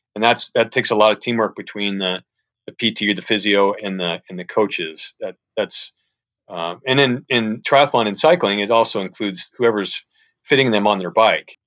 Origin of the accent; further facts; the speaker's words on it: St. Louis, Missouri, United States; moved away as an adult; I'm from the Saint Louis area, went to Saint Louis University